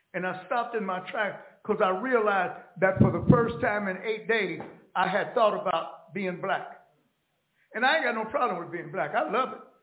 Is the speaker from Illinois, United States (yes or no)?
no; Los Angeles, California, United States; also born or lived in Oklahoma; I started life in an all-black town in Oklahoma. There were 28 in uh, all-black towns at one time. I grew up in Los Angeles